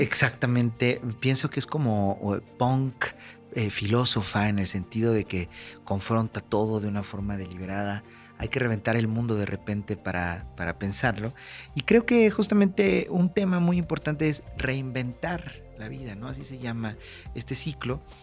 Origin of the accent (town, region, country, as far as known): Mexico